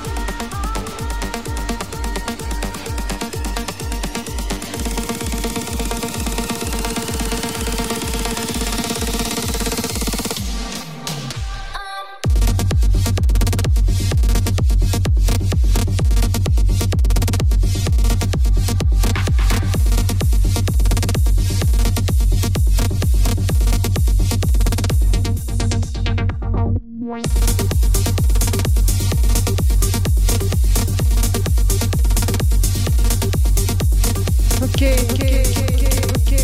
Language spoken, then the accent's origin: English; Spain; I am from Spain